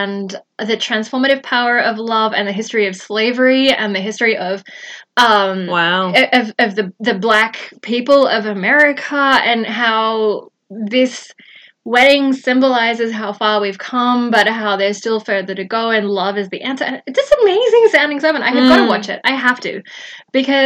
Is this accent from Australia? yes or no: yes; Australia; I'm Australian